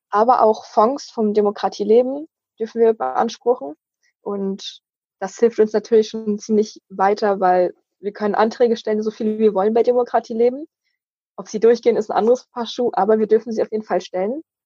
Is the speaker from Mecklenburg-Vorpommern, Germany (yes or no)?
yes; Wismar, Mecklenburg-Vorpommern, Germany; Ich komme aus Wismar und bin dort auch aktiv im Kinder- und Jugendparlament